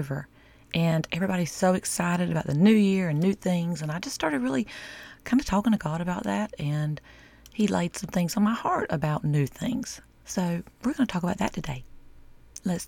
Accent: the South, United States; I'm from the South

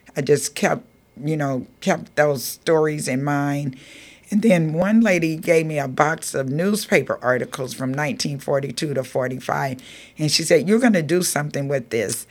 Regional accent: Georgia, United States; now in Marin City, United States; growing up in Georgia, it was during the time of segregation

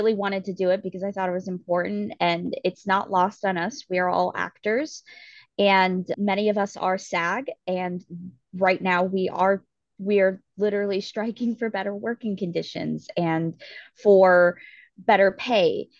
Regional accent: San Diego, California, United States; while I was growing up in San Diego

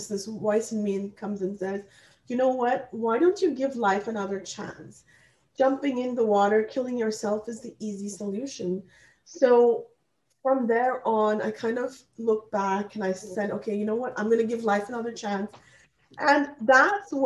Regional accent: India; English is a second language; moved away as an adult; now in Canada; I am actually born and raised in India, and I came to Canada to study, and I have been kind of like, you know, in Canada since the age of about 20 years old

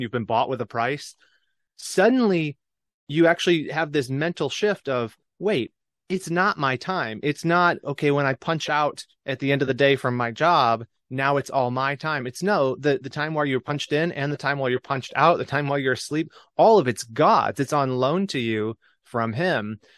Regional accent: Michigan, United States; moved away as an adult; my home state of Michigan

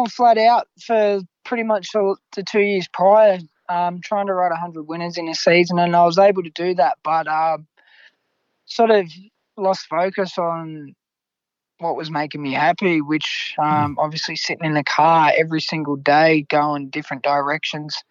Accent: Grafton, New South Wales, Australia; I was able to win my hometown cup

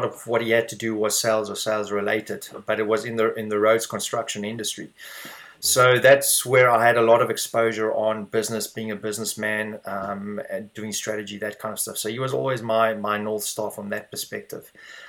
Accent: South Africa; now in Dublin, Ireland; It was a very good childhood, to be honest with you. Very outdoors. I had very good parents, very supportive in everything myself and my sister did. So I really can't complain with my childhood in South Africa.

